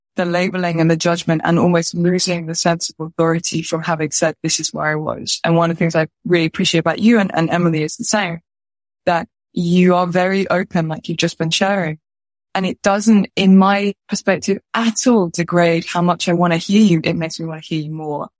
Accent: United Kingdom; I'm a British movement teacher

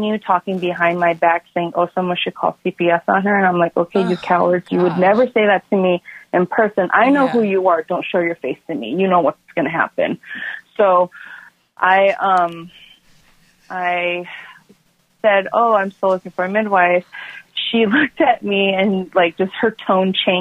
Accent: South Korea; moved away; I'm from South Korea

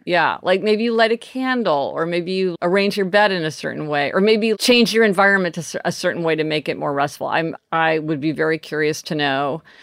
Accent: Kansas City, Missouri, United States; moved away as an adult; now in New York City, United States; today I am in my hometown of Kansas City with my family

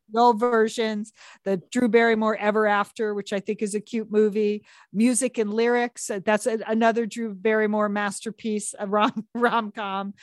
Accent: Southport, Connecticut, United States; born or raised there

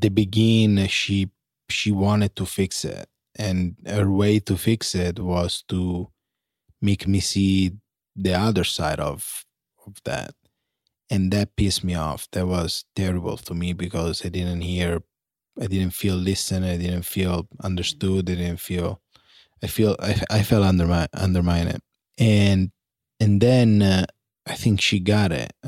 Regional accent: Italy; moved away; Growing up in Italy

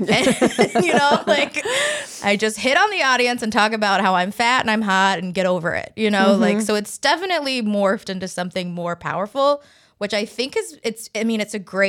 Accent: the South, United States; I'm from the South too, so that's a big thing.

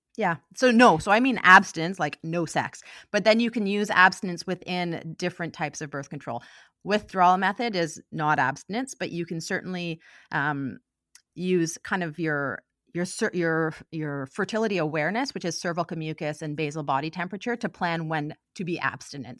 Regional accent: Ottawa, Ontario, Canada; moved away as an adult; also born or lived in Halifax / Vancouver; now in Victoria, Canada; I am originally from Ottawa

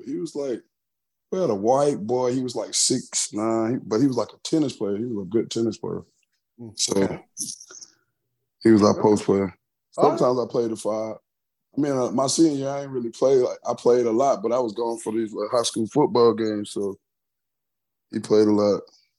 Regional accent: South Carolina, United States; Oh, you don't know how the country is. See? Oh, see? It was just... I mean, everything was so small, so it was easy to get in tr

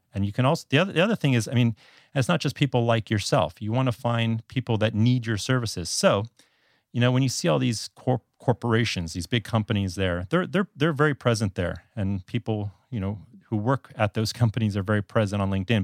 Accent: South Florida, United States; moved away as an adult; now in Taiwan; I'm originally from South Florida

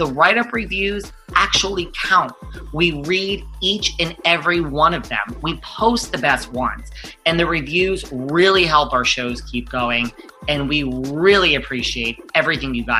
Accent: New York, United States; I'm from New York

